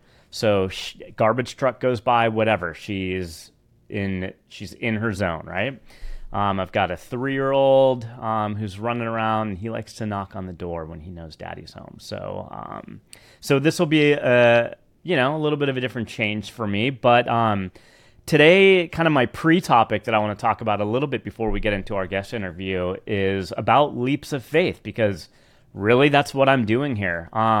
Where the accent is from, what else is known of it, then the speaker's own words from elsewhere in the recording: California, United States; But being from the Bay Area, I mean, I grew up in the Redwoods. I grew up, you know, hiking the mountains, the Marin Headlands, like all the open space around Marin County.